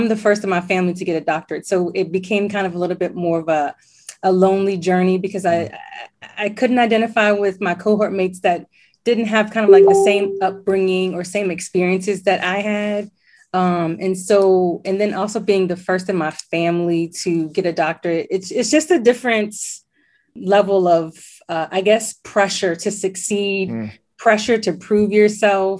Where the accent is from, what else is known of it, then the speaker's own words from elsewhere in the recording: Alexandria, Virginia, United States; So I was born in Alexandria, Virginia, and I still live in Alexandria, Virginia. So okay. I didn't go too far away.